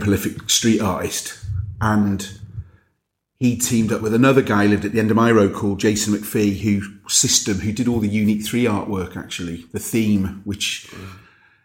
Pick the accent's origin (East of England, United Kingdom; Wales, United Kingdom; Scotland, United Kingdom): Wales, United Kingdom; North; accent: Scouse; I grew up in North Wales